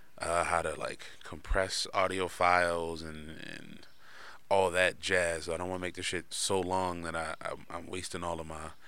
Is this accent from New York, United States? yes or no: yes; Bronx, New York, United States; I'm from the Bronx, nigga, Harlem. BX Borough, 24th North.